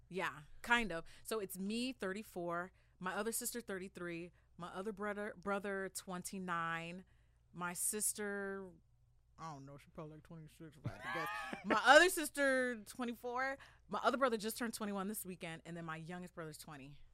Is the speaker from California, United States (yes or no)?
yes; La Puente, California, United States; I'm from La Puente. I'm from San Gabriel Valley.